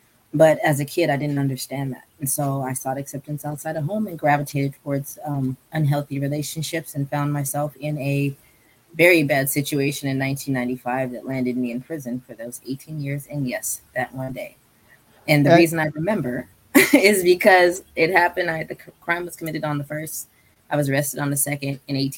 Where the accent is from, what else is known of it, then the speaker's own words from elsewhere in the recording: San Francisco, California, United States; But I grew up on South Market most of the time, and I lived in South San Francisco.